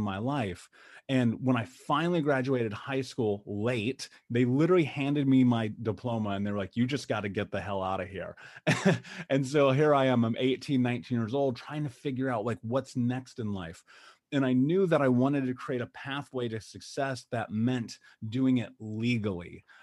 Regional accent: United States; I grew up in America and we were so poor they turned our water off

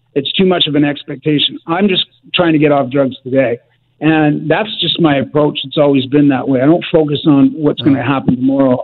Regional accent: Richmond, British Columbia, Canada; I grew up in in Richmond, uh, BC

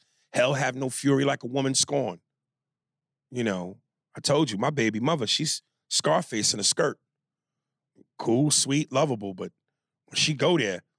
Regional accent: Ecuador; So I'm from Ecuador, and it's right next to Colombia. We border it. I've gone back to Ecuador quite often

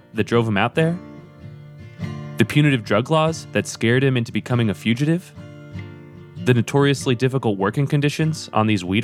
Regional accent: Ringwood, New Jersey, United States; moved away; my hometown, Ringwood, New Jersey

